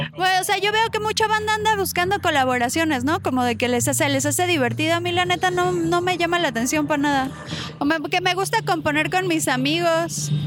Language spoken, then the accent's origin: Spanish; Tlalnepantla, State of Mexico, Mexico; also born or lived in Veracruz; yo crecí en Tlane